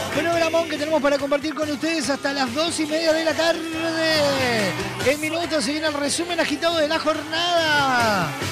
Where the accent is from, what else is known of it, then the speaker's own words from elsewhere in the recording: Uruguay; somos uruguayos